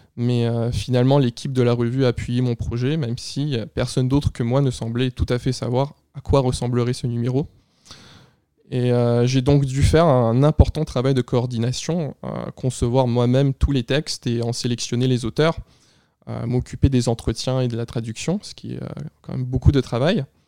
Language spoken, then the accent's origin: French; Quebec, Canada; Québécois d'origine à la fois russe et ukrainienne